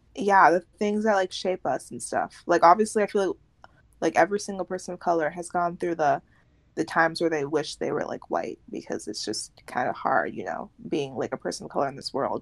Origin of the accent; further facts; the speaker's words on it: United States; it'll be a U.S. state